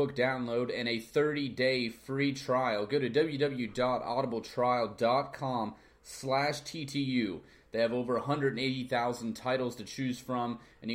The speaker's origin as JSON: {"language": "English", "region": "Maryland", "country": "United States", "moved": "yes", "said": "we're from Maryland originally"}